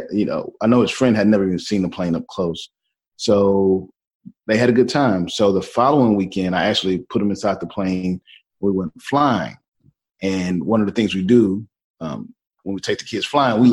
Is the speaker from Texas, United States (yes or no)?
yes; Houston, Texas, United States; moved away as an adult; also born or lived in Seattle, Washington; I'm from Houston, Texas, originally, born and raised, absolutely love my city